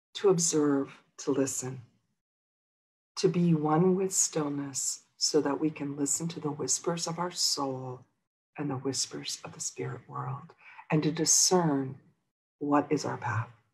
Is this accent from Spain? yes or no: no; Midwest near Chicago, Illinois, United States; now in Los Angeles, United States; I grew up in Midwest near Chicago.